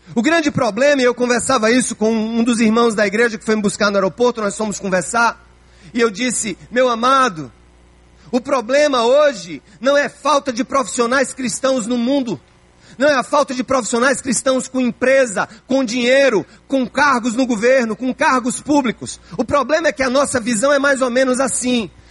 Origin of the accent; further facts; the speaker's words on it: João Pessoa, Paraíba, Brazil; a minha Paraíba, onde eu nasci, se a minha João Pessoa, onde eu nasci